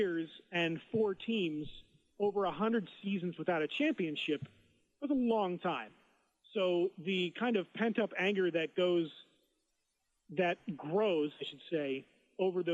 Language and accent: English; Philadelphia, Pennsylvania, United States; now in Seattle, United States; growing up in Philadelphia, my dad always listened to WIP